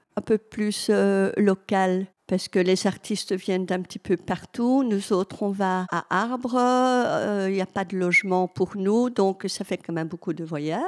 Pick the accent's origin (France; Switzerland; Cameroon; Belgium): Belgium; Hainaut, Wallonia; je suis du Hainaut